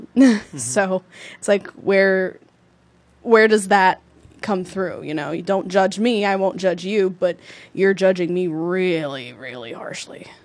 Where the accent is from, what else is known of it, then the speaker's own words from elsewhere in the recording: Newark, New Jersey, United States; I grew up in the Ironbound, two mm. blocks away from East Side